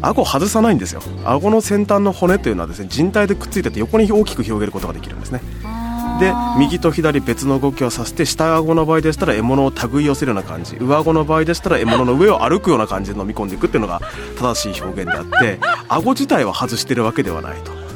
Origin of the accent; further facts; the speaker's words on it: Hokkaido, Japan; 僕の出身北海道なんですけども